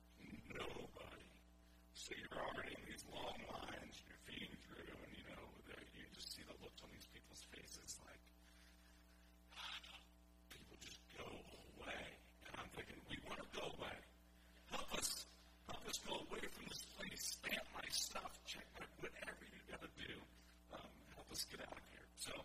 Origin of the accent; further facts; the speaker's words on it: United States; being an American